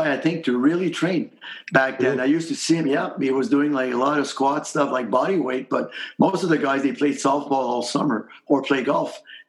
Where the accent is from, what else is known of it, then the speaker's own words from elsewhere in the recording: Lachine, Quebec, Canada; From Lachine, and that's kind of a steel working little factory kind of city, but hockey is a passion there.